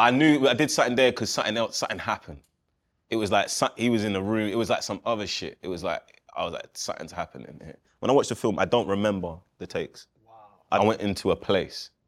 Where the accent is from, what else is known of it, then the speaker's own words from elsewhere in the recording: England, United Kingdom; being a kid in England.